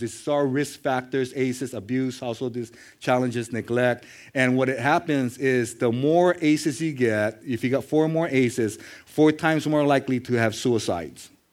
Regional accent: Nanakuli, Hawaii, United States; I'm from Nanakuli

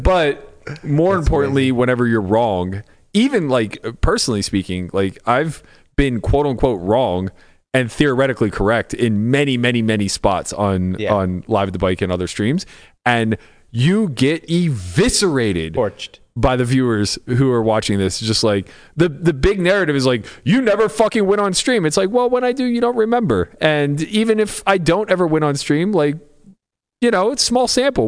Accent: Pittsburgh, Pennsylvania, United States; I grew up in Pittsburgh

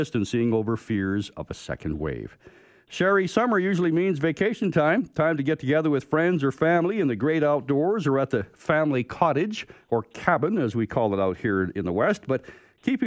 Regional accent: Canada; also born or lived in Alberta; as a Canadian

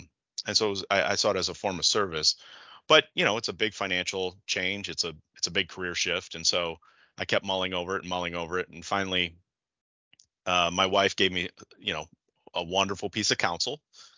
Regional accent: Detroit, Michigan, United States; So I grew up in Michigan, in the Metro Detroit area. And as you said, went to undergrad and law school here.

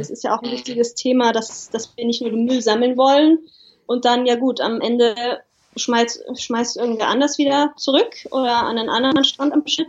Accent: Germany; bei uns in Deutschland

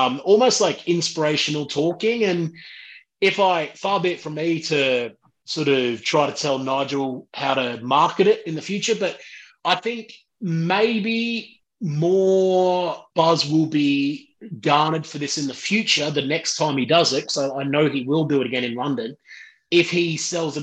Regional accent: Australia; I'm from Australia. I'm a Bogan

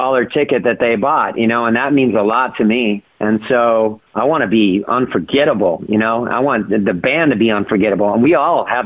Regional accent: Orange County, California, United States; I grew up in Orange County, California.

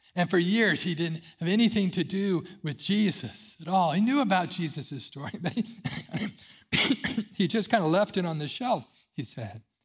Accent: Central California, United States; I grew up in Central California

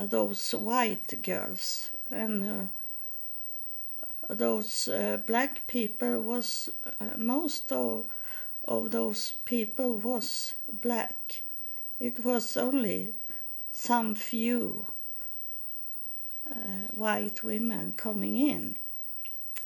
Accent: Sweden; English is a second language; I was from Sweden, that I didn't live in United States

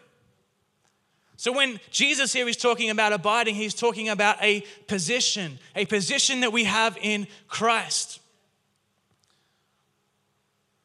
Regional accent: Newcastle, New South Wales, Australia; moved away as an adult; now in Castle Hill, Australia; I grew up in Newcastle

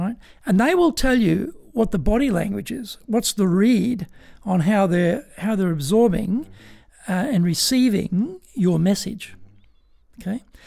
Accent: Australia; moved away as an adult; now in Tokyo, Japan; as I was growing up in Australia

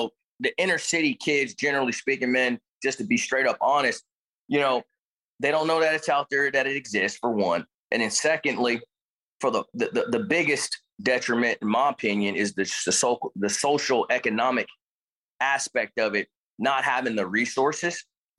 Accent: Richmond, California, United States; also born or lived in Suisun City, California; I was born and raised in Richmond and then later moved to to kind of like Northeast Bay Area to a small town called Sassoon, which is Fairfield, Sassoon. They're like one and the same. I grew up there

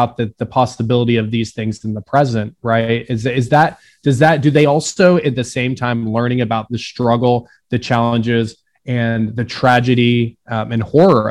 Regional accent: Tulsa, Oklahoma, United States; I'm from Tulsa, Oklahoma

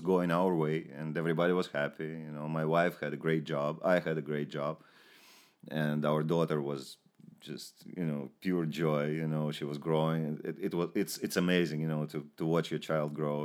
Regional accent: Ukraine; moved away; also born or lived in Moscow, Russia / Israel; I'm from the Ukraine.

